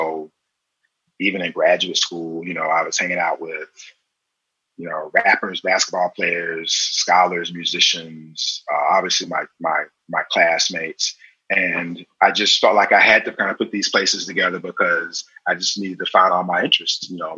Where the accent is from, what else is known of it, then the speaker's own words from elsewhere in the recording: South Carolina, United States; also born or lived in various places; even in the places that I'm from, even now when I go back to South Carolina, nobody looks at me like I'm from South Carolina.